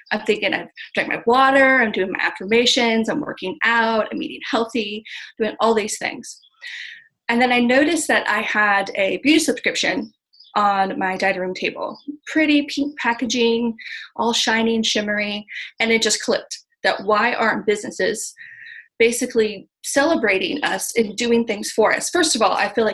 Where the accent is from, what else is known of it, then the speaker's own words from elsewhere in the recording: Missouri, United States; I'm from Missouri, from the show me state